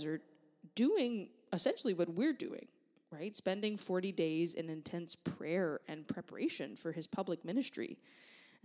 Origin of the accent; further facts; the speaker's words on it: United States; Hurricane Rita hit my hometown in 2005, and I was a 16-year-old junior in high school